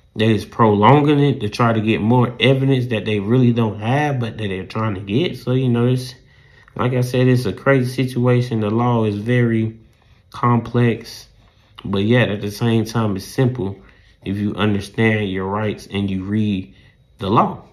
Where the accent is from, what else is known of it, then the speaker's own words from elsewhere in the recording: the South, United States; accent: southern; my southern accent